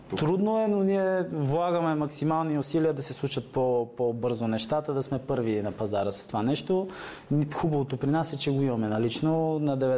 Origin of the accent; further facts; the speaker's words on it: Bulgaria; Така, ние, ние сме българи, както казах.